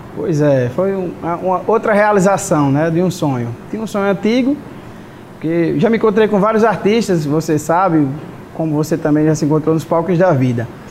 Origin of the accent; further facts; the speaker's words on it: Catolé do Rocha, Paraíba, Brazil; now in Mossoró, Brazil; eu sou de Catolé do Rocha